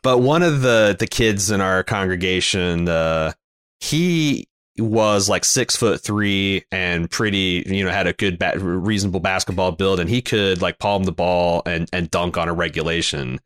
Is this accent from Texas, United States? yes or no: no; Mooresville, Indiana, United States; when I was growing up in Mooresville